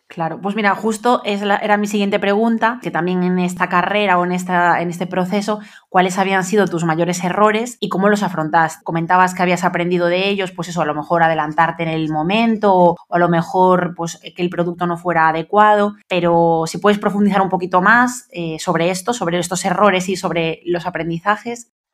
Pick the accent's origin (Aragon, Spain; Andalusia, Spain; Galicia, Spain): Galicia, Spain; nosotros somos de Galicia